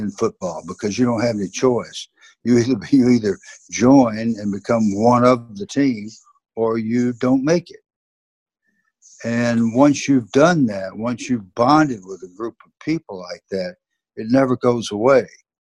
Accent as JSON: {"language": "English", "region": "the South", "country": "United States", "accent": "Southern", "said": "my Southern accent"}